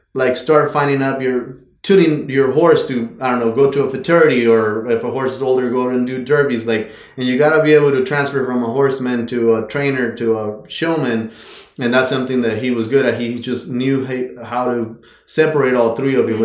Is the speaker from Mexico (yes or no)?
yes; Mexico; moved away as an adult; I was born and raised in Mexico